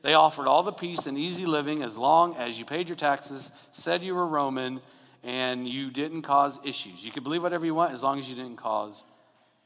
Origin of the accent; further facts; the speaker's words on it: Long Beach, California, United States; where I grew up in North Long Beach.